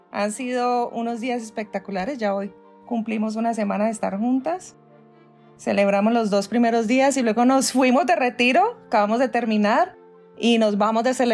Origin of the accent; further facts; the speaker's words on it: Cali, Valle del Cauca, Colombia; now in New York, United States; soy caleña primero que todo tierra, sí colombiana caleña vivo en este momentico en Estados Unidos en Nueva York hace 20 años.